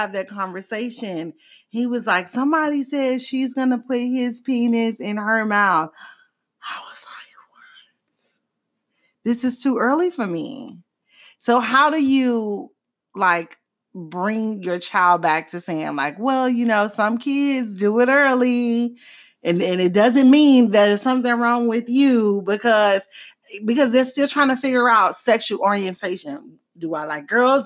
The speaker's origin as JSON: {"language": "English", "town": "Miami", "region": "Florida", "country": "United States", "tie": "born or raised there", "said": "growing up in Miami"}